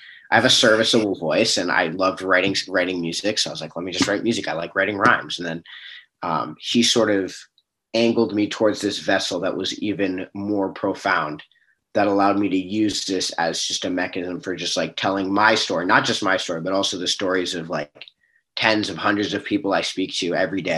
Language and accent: English; Bellevue, Washington, United States; I actually grew up in Bellevue